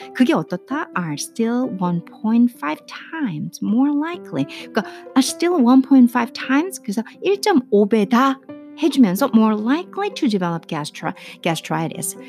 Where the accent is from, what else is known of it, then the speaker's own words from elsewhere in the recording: South Korea; first language Korean; 한국말이 제 모국어잖아요